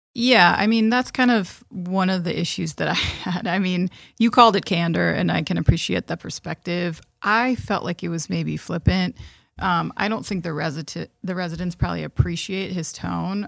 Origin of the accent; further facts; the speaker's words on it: Midwest, United States; we're from the Midwest and we drive in ice and snow and we're used to it.